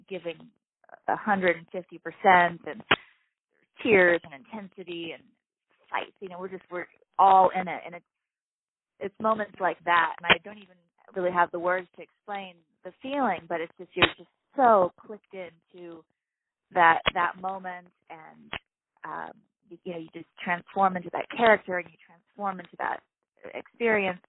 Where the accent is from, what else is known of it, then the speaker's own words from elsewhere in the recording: Hawaii, United States; being an only child growing up in Hawaii